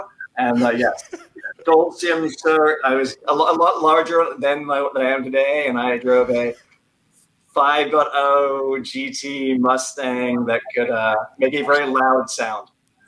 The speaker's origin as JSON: {"language": "English", "region": "London", "country": "United Kingdom", "tie": "born or raised there", "moved": "yes", "said": "I grew up in London and came across the U.S."}